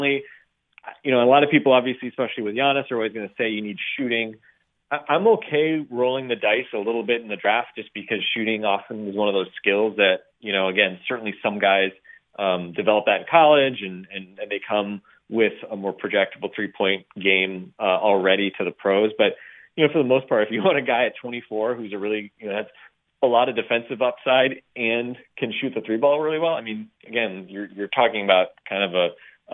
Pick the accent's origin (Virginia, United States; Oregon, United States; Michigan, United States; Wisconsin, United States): Wisconsin, United States; I grew up in Wisconsin